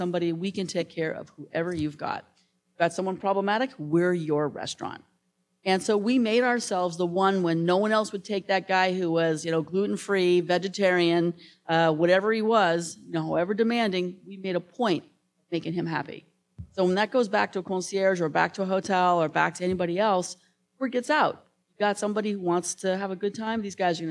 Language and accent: English; United States; I'm American, female, and 5'2".